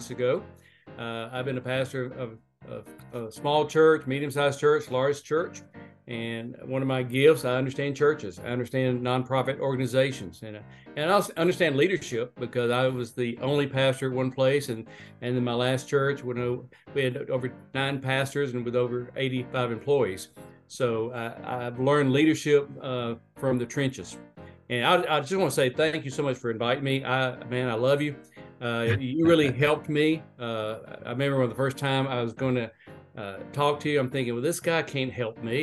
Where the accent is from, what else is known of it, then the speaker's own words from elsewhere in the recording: Northport, Alabama, United States; moved away as an adult; I grew up in Northport, Alabama, which is across the river from Tuscaloosa.